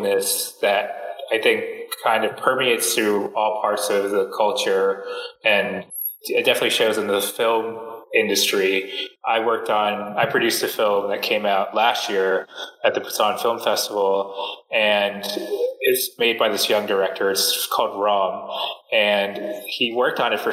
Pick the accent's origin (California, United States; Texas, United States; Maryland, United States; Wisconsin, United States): Maryland, United States; Silver Spring; moved away as an adult; also born or lived in Vietnam; I was born and raised right outside Washington, D.C. in this town called Silver Spring, Maryland